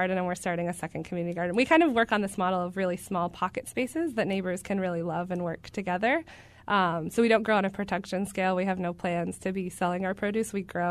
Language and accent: English; New Hampshire, United States; moved away; also born or lived in Guatemala; So I'm originally from New Hampshire, and also found out later on in life that I come from a family of farmers